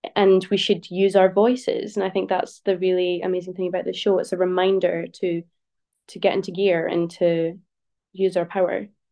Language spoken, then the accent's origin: English; St Andrews, Scotland, United Kingdom; I grew up in Saint Andrews